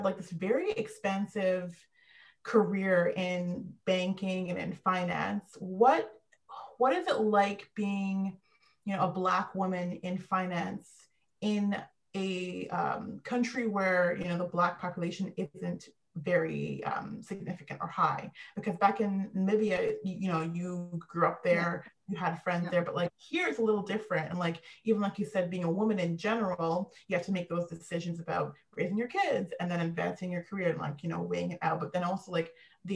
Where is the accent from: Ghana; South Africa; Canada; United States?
Canada; Vancouver, British Columbia; I was born and raised in Vancouver.